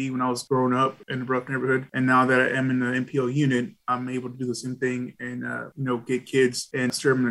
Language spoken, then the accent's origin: English; Dallas, Texas, United States; I was born and raised in Dallas. I was from a rough neighborhood